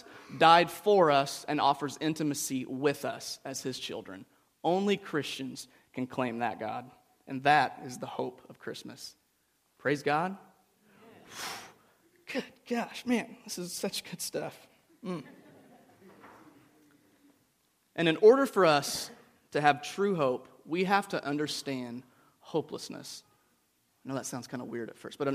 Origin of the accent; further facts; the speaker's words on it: United States; growing up in the United States